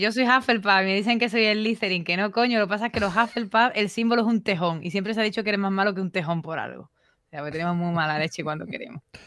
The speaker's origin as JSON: {"language": "Spanish", "town": "Seville", "region": "Andalusia", "country": "Spain", "said": "soy sevillana"}